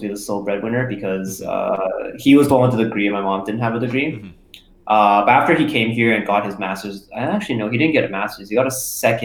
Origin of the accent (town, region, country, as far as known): Burnaby, British Columbia, Canada; born or raised there; also born or lived in China